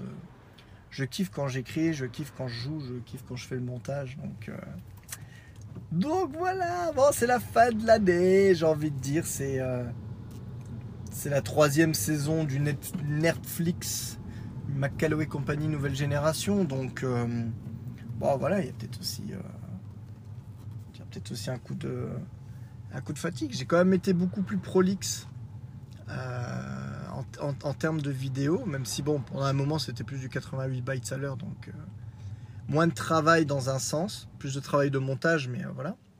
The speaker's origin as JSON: {"language": "French", "country": "France", "tie": "born or raised there", "said": "je suis français, né en France"}